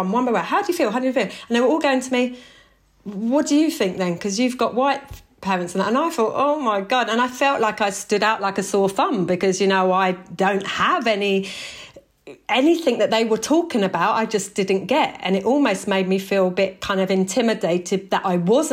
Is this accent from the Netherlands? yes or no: no; Tonbridge, South East England, United Kingdom; I was brought up in Kent with a white mother, a white stepdad, white siblings.